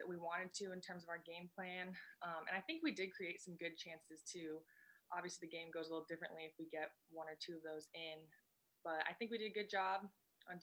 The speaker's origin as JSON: {"language": "English", "town": "Bellevue", "region": "Washington", "country": "United States", "tie": "born or raised there", "lives_now": "Tacoma, United States", "said": "I'm from Bellevue, Newcastle"}